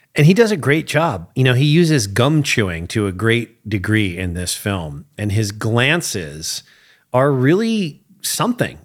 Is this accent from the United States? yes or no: yes; United States; as an American who has spent time in England